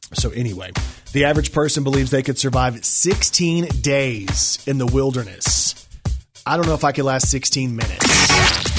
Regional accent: Texas, United States; I'm a Texan.

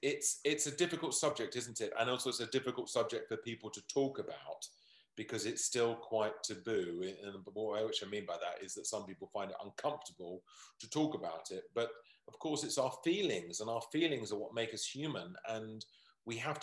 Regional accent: United Kingdom; we're British

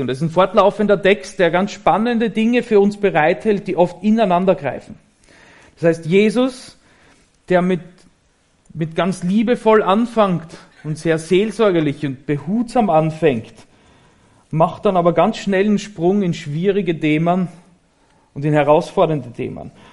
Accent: Graz, Styria, Austria; moved away as an adult; now in Germany; ich komme aus Österreich

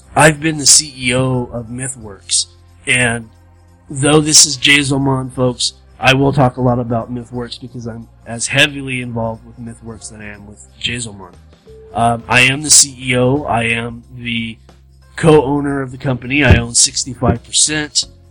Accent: Southern California, United States; moved away as an adult; also born or lived in Arkansas; I was born, raised, bred in California, Southern Cal.

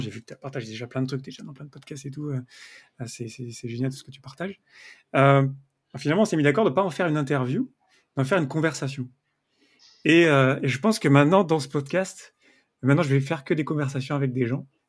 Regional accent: near Avignon, Provence-Alpes-Côte d'Azur, France; je viens euh, d'à côté d'Avignon, donc je connais bien le sud

